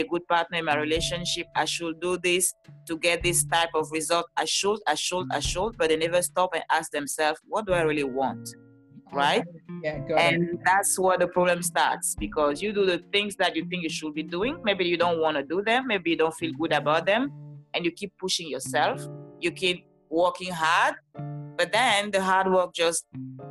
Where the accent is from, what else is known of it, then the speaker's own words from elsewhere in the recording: Cameroon; now in Los Angeles, United States; I live in California, Los Angeles, but I'm originally from Cameroon. That's why you hear this beautiful accent.